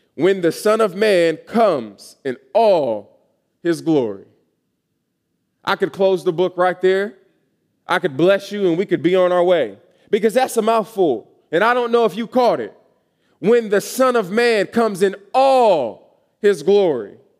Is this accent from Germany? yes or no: no; Atlanta, Georgia, United States; moved away as an adult; I am from Atlanta, Georgia, originally.